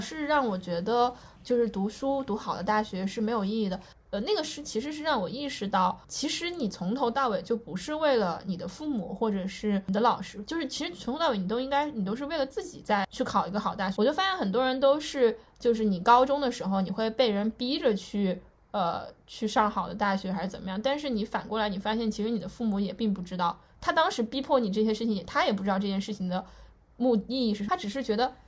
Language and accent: Chinese; Chengdu, Sichuan, China; moved away; 我跟阿边一样，我们都是成都人